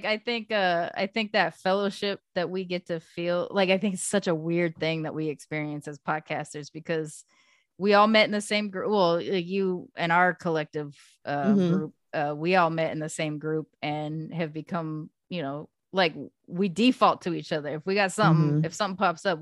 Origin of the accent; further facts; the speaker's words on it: West Coast, United States; also born or lived in Los Angeles; I'm a West Coaster.